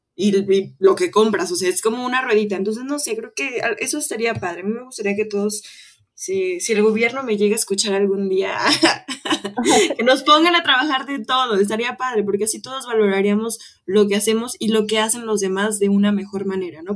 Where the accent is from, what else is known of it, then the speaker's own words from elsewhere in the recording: Mexico; nosotros como mexicanos